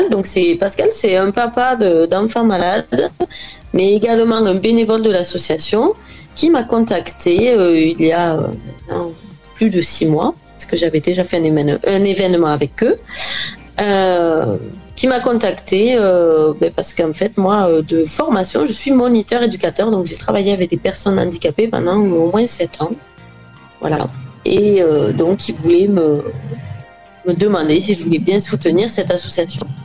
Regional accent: Occitania, France; De l'Aveyron.

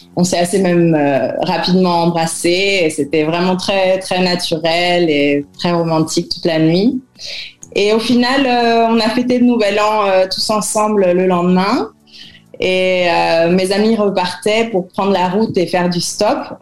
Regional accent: Paris, Île-de-France, France; moved away as an adult; also born or lived in New Zealand; now in Chile; Paris, où j'avais du mal vraiment à vivre, même si j'ai passé toute mon enfance et mon adolescence là-bas

